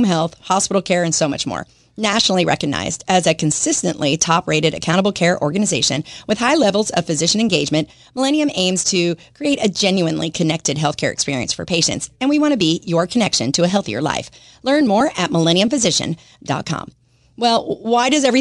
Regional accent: Dallas, Texas, United States; now in Jacksonville, United States; I grew up in Dallas

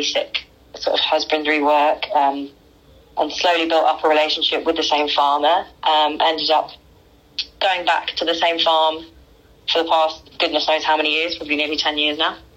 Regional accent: Croydon, London, United Kingdom; I was born in London, Croydon, South London, and grew up in South London

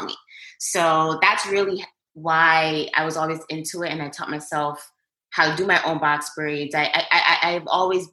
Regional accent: New York, United States; I was born and raised in New York

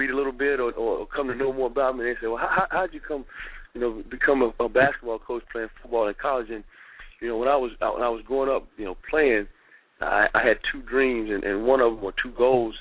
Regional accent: Oxford, North Carolina, United States; moved away as an adult; also born or lived in Texas; now in New Orleans, United States; I'm originally from Oxford, North Carolina. You know, it's a small town. You know, it'd be closest to Raleigh, Durham, the Research Triangle Park in North Carolina. So that was my home, born and raised in the Tar Heel state of North Carolina

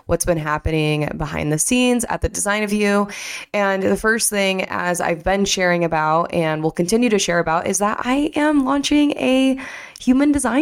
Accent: Michigan, United States; I'm from Michigan

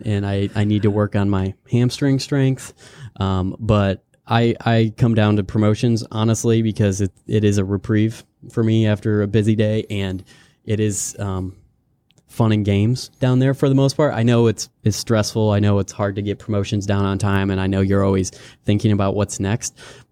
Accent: River Falls, Wisconsin, United States; also born or lived in Wyoming / Kansas / North Carolina; Born in Wyoming, had stints in Kansas and Platteville, Wisconsin, and North Carolina. Went to Selma Middle School and High School in River Falls, Wisconsin.

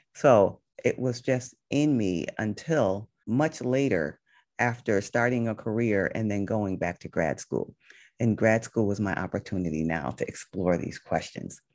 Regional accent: Connecticut, United States; now in Los Angeles, United States; I grew up in Connecticut

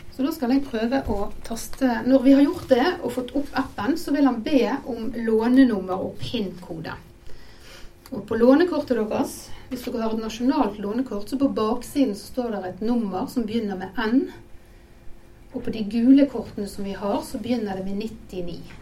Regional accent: Bergen, Vestland, Norway; now in Hobøl, Norway; jeg er bergenser god som noen

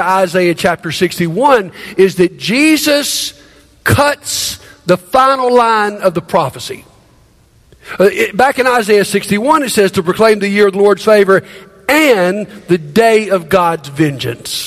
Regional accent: Montgomery, Alabama, United States; moved away as an adult; moving back to my hometown of Montgomery after being gone quite a few years

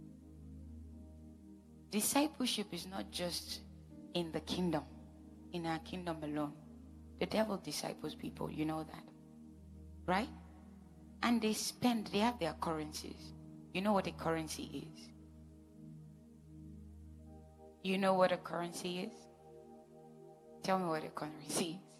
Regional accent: Edo, Nigeria; I'm from Edo State

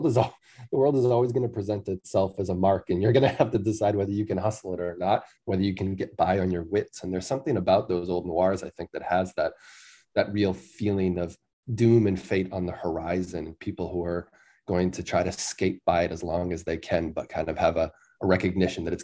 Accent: Wareham, Massachusetts, United States; now in New York, United States; I'm from a town called Wareham down on the south coast of Massachusetts

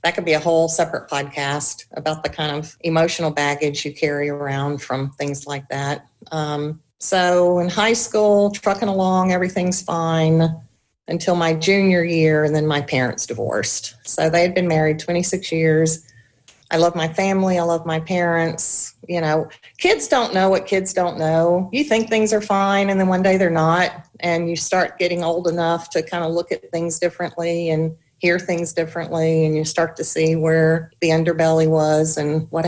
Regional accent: Chapin, South Carolina, United States; also born or lived in Columbia, South Carolina; we moved from Chapin to an apartment back closer to Columbia. So my junior year in high school was my last year at Chapin.

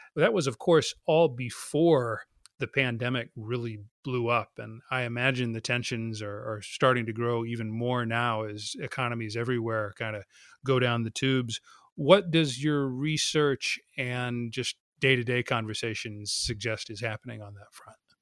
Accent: United States; I'm American.

